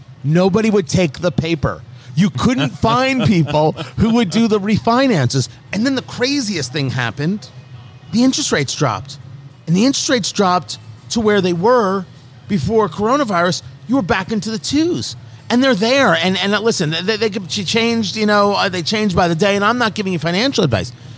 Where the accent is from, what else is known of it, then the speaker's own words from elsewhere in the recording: New Jersey, United States; also born or lived in Brooklyn, New York; I grew up in Jersey.